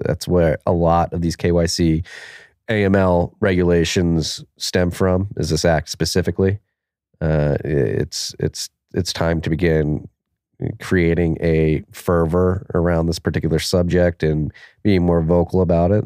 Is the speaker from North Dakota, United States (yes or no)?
no; Philadelphia, Pennsylvania, United States; Pennsylvania, my home state, has Pittsburgh and Philadelphia, my home city